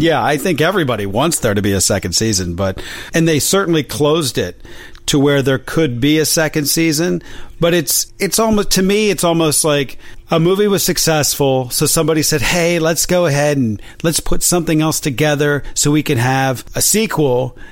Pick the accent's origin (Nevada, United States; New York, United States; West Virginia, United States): West Virginia, United States; now in Los Angeles, United States; I'm from West Virginia